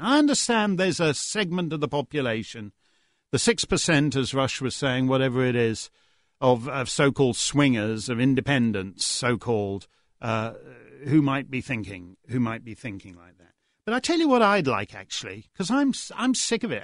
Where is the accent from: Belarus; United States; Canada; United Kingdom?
Canada; I speak as a Canadian